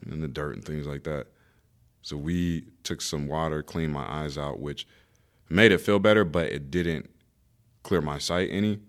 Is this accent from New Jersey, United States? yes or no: no; Raleigh, North Carolina, United States; I grew up in Raleigh, North Carolina